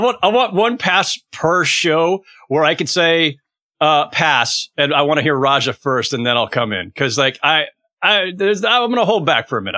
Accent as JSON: {"language": "English", "town": "San Jose", "region": "California", "country": "United States", "tie": "born or raised there", "said": "I was growing up in San Jose"}